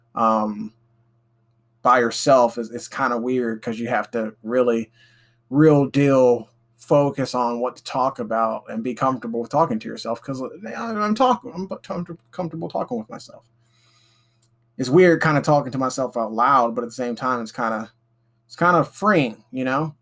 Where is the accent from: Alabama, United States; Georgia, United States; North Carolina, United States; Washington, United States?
Alabama, United States; I'm from Alabama, still living here